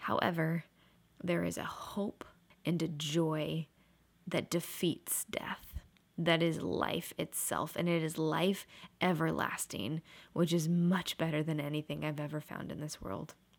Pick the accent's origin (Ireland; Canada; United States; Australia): United States; Portland, Oregon; moved away; I grew up in Portland, Oregon my whole life